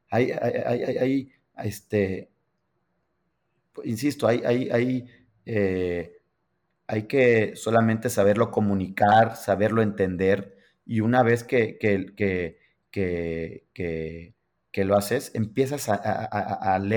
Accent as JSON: {"language": "Spanish", "region": "New York", "country": "United States", "said": "me invitaron a trabajar a Los Ángeles, yo soy de Nueva York, dejo todo aquí, me voy a Los Ángeles."}